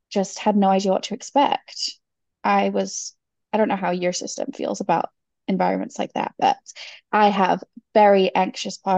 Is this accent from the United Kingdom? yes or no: yes; England, United Kingdom; moved away as an adult; now in California, United States; I'm originally from the UK. I've been in the US since 2009, so it's been 14 years now.